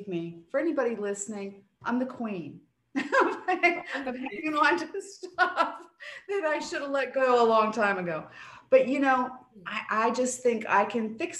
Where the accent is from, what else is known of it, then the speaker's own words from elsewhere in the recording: East Coast, United States; I'm from the East Coast